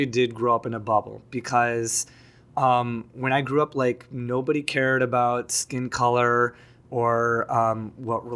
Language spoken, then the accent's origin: English; Skokie, Illinois, United States; also born or lived in Chicago, Illinois / Des Plaines, Illinois; I was born in Chicago, but and then I lived in Des Plaines, Illinois till I was 4. And then I grew up most of my life in Skokie